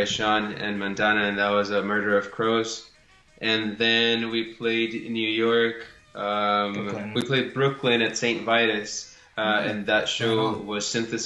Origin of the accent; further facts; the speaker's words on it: Matamoros, Tamaulipas, Mexico; moved away; I'm originally from Matamoros.